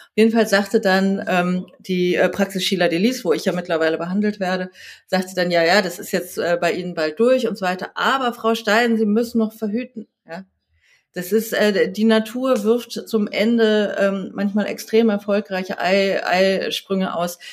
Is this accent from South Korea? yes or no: yes; South Korea; now in Berlin, Germany; Ich bin in Südkorea geboren.